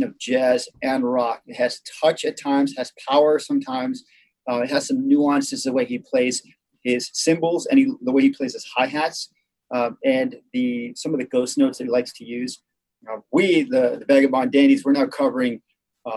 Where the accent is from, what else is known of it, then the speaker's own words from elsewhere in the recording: Argentina; now in United States; being Argentine, I was born in Argentina.